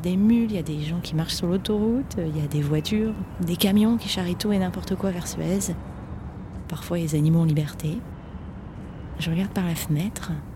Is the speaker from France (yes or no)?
yes; France; je suis française